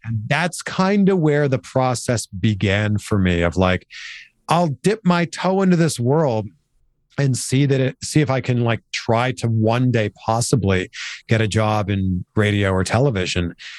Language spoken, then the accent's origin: English; Pickering, Ontario, Canada; I grew up in Canada, just outside of Toronto, in a town called Pickering, so just east of Toronto